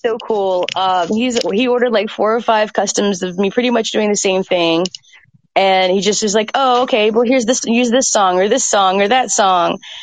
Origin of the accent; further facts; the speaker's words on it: Atlanta, Georgia, United States; I grew up in Atlanta